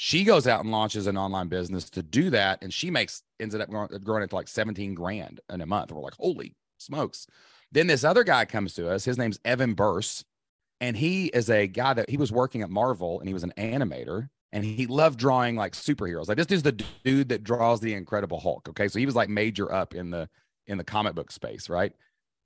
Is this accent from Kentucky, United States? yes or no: yes; Kentucky, United States; I'm from Kentucky